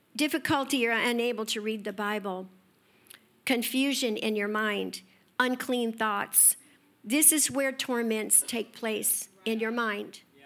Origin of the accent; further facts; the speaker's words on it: Escondido, California, United States; I grew up in Escondido